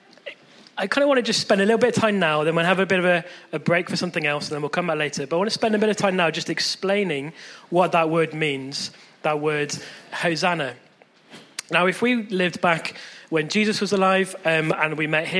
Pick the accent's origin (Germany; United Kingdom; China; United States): United Kingdom; Chippenham, South West England; born or raised there